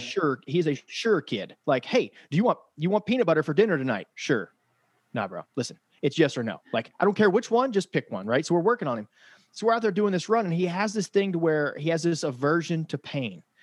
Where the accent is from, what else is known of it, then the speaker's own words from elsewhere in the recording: Frankfort, Kentucky, United States; I'm from Frankfort, Kentucky